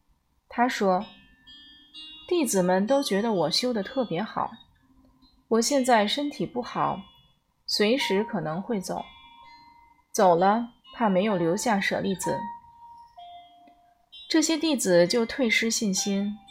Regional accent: China; 那我们中国人其实心里高兴的不得了，表面还在没有啦，没有啦，假装谦虚。

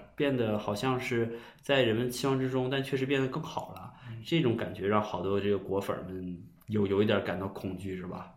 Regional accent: China; 我们中国人

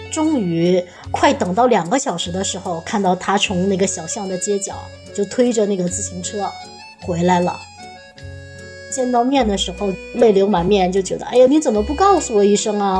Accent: northern China, China; moved away as an adult; now in Ireland; 我们北方是吃狗肉

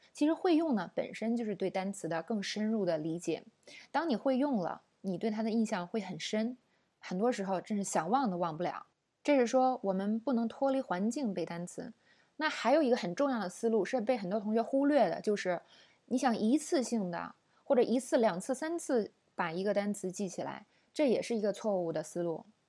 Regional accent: China; 我们中国人

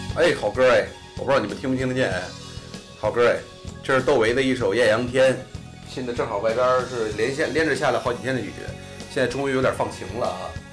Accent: Beijing, China; also born or lived in Northeast China; 我是混血，北京当东北混血

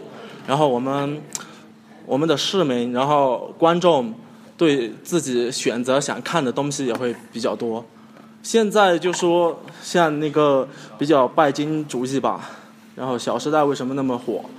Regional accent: China; 因为我们现在呃作为一个中国人。

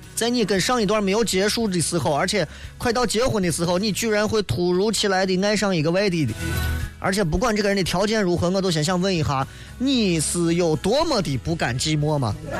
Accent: Shaanxi, China; 我们陕西人一说草草的啊。

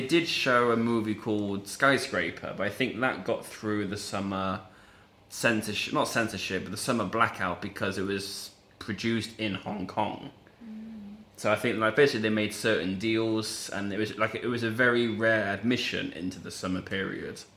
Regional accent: England, United Kingdom; moved away; I grew up in like a middle class England

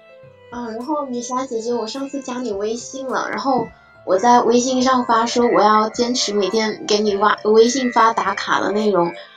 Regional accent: Guangdong, China; 我广东的

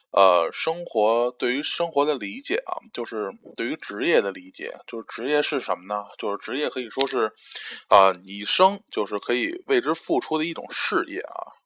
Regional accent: China; 作为一个中国人

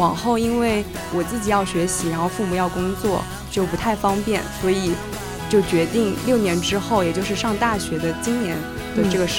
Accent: Sichuan-Chongqing, China; born there; also born or lived in Jiangsu-Zhejiang; 我就是很重口啊，就是因为小的时候在那边出生，虽然待的时间跟在这边比起来肯定就显得会短，但是感觉好像小的时候既然出生在那边的话，有一部分的根可能就是有点受那边影响，所以我就算在江浙这边口味还是很重

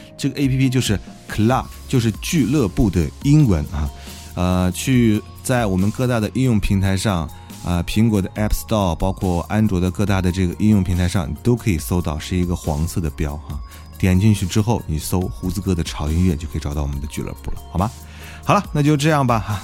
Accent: Xi'an, Shaanxi, China; 我是本地人在西安上学

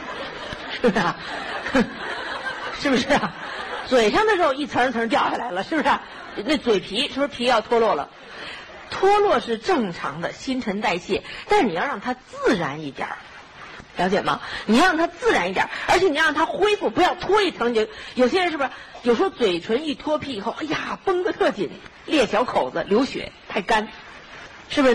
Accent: China; 尤其我们中国人，我们中国人喜欢什么？弯月眉

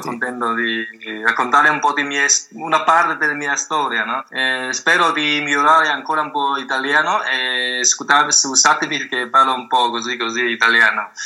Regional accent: Sanming, Fujian, China; Italian is a second language; now in Italy; Io vengo dalla provincia di Fujian, in la città di Sanming

